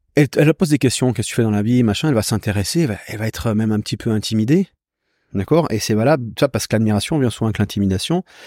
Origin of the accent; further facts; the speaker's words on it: Switzerland; je viens de Suisse